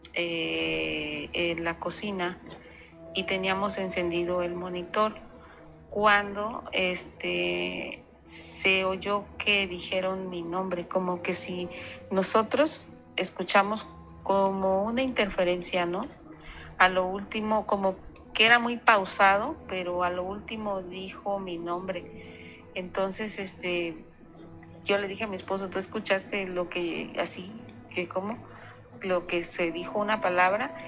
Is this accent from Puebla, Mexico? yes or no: no; Veracruz, Mexico; now in Ciudad del Carmen, Mexico; Yo soy de Veracruz, Puerto, pero ya tengo muchos años que radico en Ciudad del Carmen